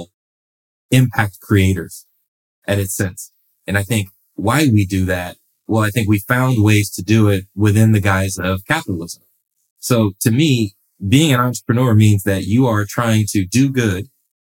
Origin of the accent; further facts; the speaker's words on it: Los Angeles, California, United States; I'm born and raised in Los Angeles, California